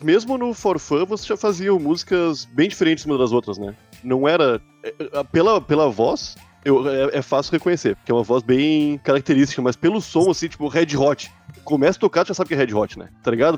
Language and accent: Portuguese; Porto Alegre, Rio Grande do Sul, Brazil; eu sou de Porto Alegre